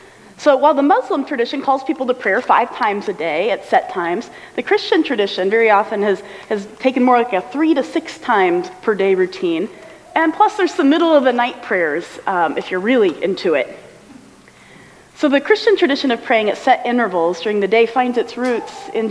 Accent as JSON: {"language": "English", "region": "Midwest", "country": "United States", "tie": "born or raised there", "also_born_or_lived": "Western China / East Africa", "moved": "yes", "said": "growing up in the Midwest"}